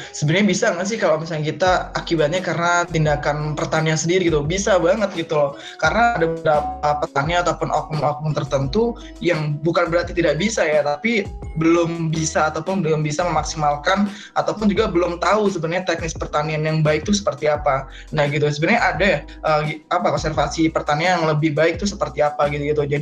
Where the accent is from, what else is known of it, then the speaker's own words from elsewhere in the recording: Lampung, Indonesia; asal gue dari daerah Lampung.